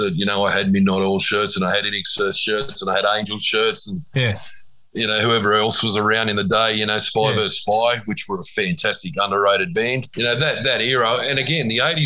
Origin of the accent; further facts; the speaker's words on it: Sydney, New South Wales, Australia; I grew up in Sydney Southwest